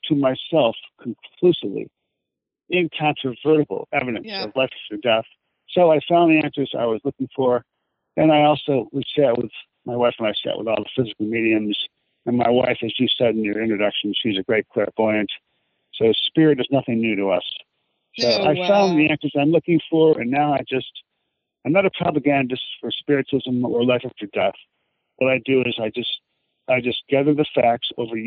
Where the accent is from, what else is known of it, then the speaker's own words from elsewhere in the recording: Ireland; I'm Irish